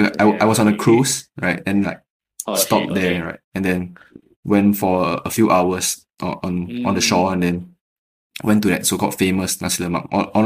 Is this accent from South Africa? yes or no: no; Singapore; I'm from Singapore